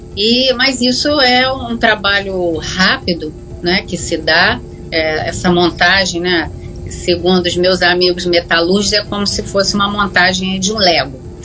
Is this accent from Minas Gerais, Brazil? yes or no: no; Rio de Janeiro, Brazil; nós, como né, cidadãos do Estado do Rio